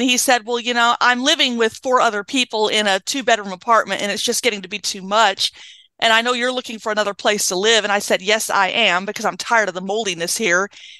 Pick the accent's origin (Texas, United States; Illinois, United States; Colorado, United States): Colorado, United States; moved away as an adult; now in Washington, United States; But initially I came to Washington from Colorado in 2004, 2 weeks after graduating high school.